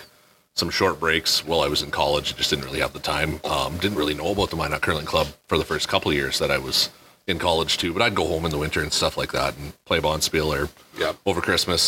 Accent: Canada; as a Canadian kid, you play hockey

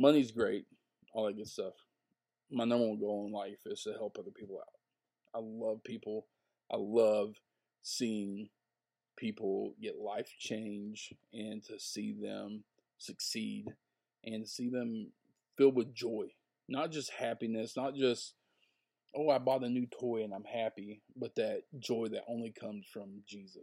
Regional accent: the South, United States; where I grew up in the South.

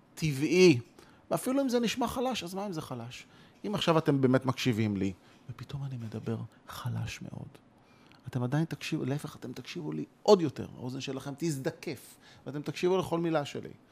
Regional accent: near Bnei Brak, Tel Aviv District, Israel; אני גדלתי ליד בני ברק

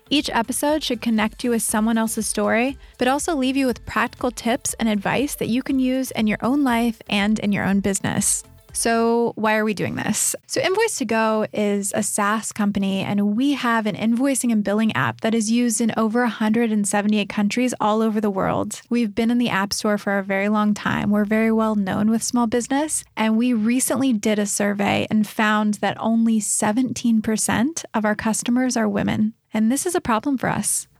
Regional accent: American Midwest, United States; moved away as an adult; also born or lived in New York City / Boulder, Colorado; now in Sydney, Australia; I grew up in the American Midwest

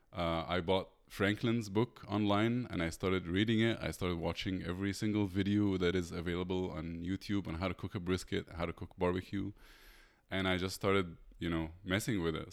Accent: Egypt; moved away as an adult; I'm from Egypt.

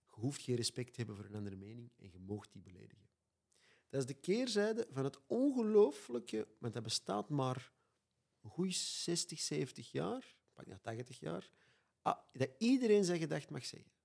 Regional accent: Antwerp, Flanders, Belgium; ik kom uit Antwerpen en soms moeten ze mij ondertitelen

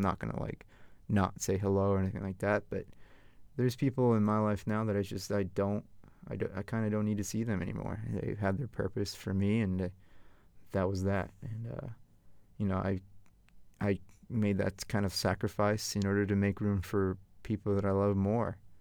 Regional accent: Northern Virginia, United States; also born or lived in Farmville, Virginia; growing up in Northern Virginia

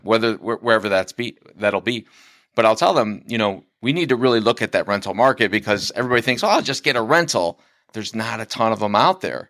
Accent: Lincoln Way area, Illinois, United States; now in Frankfort, United States; I'm originally from the Lincoln Way area.

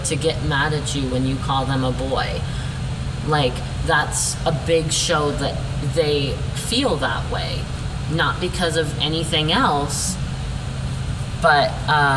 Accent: Glenrock, Wyoming, United States; moved away; also born or lived in Pryor, Montana; I grew up in Glen Rock, Wyoming, and then I was in Pryor, Montana, all the times being raised by very religious and or conservative people

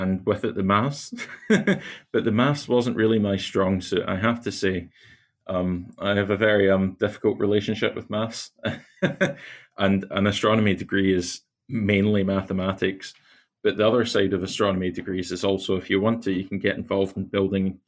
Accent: near Glasgow in Scotland, United Kingdom; So I grew up near Glasgow in Scotland, out not too far in the countryside

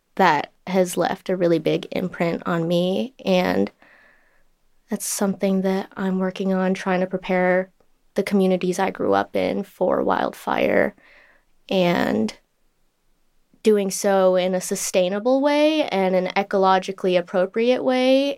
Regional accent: Southern California, United States; I grew up in Southern California my entire life

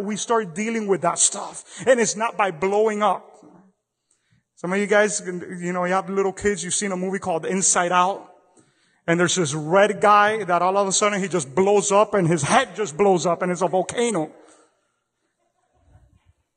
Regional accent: Miami, Florida, United States; I come from Miami back in the 80s and 90s

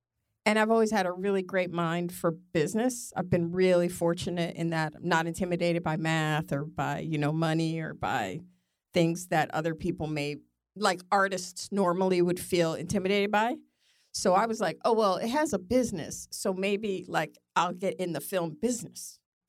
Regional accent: New York City, New York, United States; moved away as an adult; now in Los Angeles, United States; I'm from New York.

